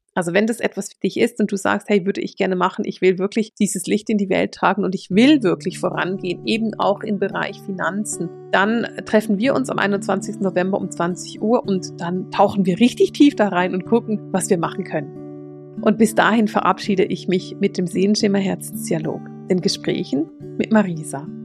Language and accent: German; Switzerland; Ich bin Schweizerin.